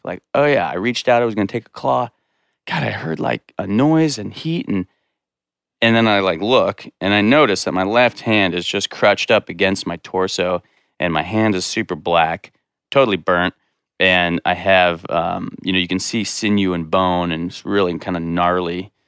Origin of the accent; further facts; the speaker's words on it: Corwin Springs, Montana, United States; I grew up in Corwin Springs, like a mile down the road